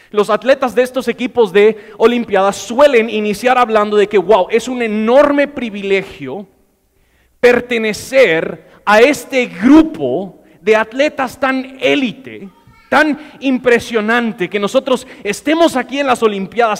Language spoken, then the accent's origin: Spanish; United States; Spanish is a second language; moved away; yo soy gringo